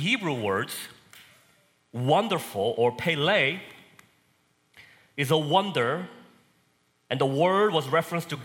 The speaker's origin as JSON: {"language": "English", "country": "South Korea", "tie": "born or raised there", "moved": "yes", "lives_now": "Texas, United States", "said": "So I was born and raised in Korea. Probably can tell because of my accent"}